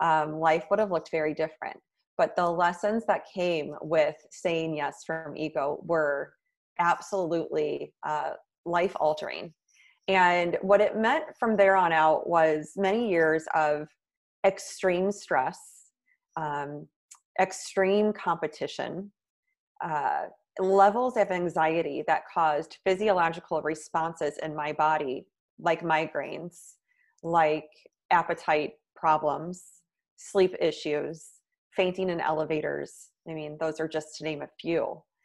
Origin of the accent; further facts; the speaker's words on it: Midwest, United States; moved away as an adult; now in New York City, United States; And then I moved to New York City from the Midwest, which was a big, long-time dream of mine. I moved there right after school.